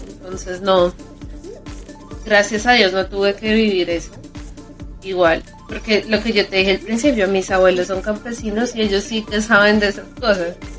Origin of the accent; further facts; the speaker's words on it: Bogotá, Colombia; moved away; yo soy de Bogotá